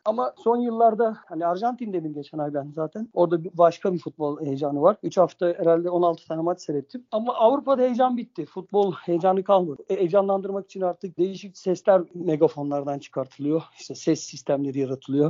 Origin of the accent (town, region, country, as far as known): Turkey